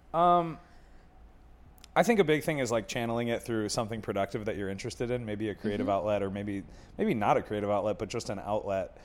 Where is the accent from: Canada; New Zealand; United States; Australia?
United States; Buffalo, New York; now in Chicago, United States; I'm from Buffalo